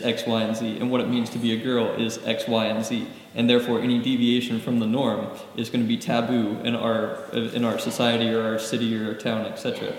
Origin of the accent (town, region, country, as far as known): the Southern United States, United States; born or raised there